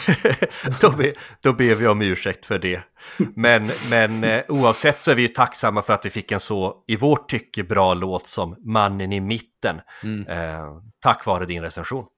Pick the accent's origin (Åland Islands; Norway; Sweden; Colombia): Sweden; Norrland; vi norrlänningar